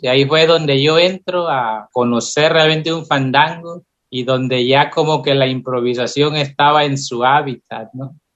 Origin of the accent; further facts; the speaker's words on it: Loma Bonita, Oaxaca, Mexico; en la zona que yo estaba, en Loma Bonita